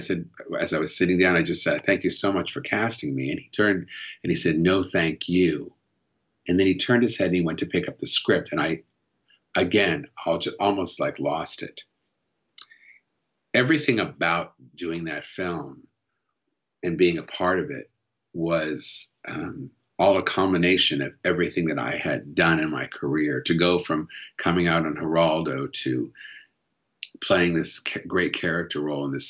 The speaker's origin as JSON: {"language": "English", "country": "United States", "said": "as an American"}